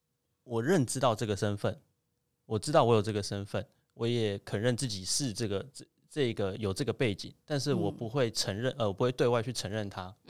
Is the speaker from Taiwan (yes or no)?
yes; Taiwan; 现在吗？嗯、现在我是台湾人啊，对吧？嗯、对吧？但是小时候那种拉扯，我觉得那种那种拉扯造成的认同障